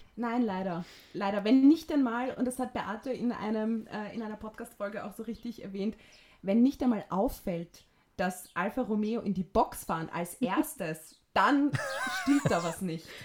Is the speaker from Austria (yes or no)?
yes; Vienna, Austria; Wienerin und bin aus Wien